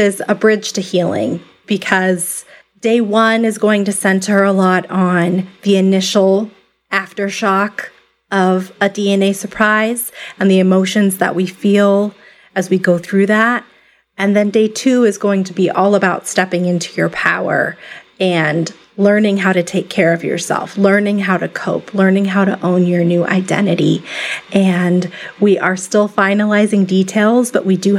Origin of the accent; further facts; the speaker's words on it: Tucson, Arizona, United States; my hometown of Tucson, Arizona